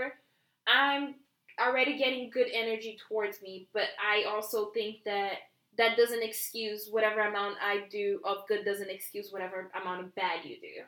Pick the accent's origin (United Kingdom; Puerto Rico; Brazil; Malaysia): Brazil; English is a second language; moved away; I come from Brazil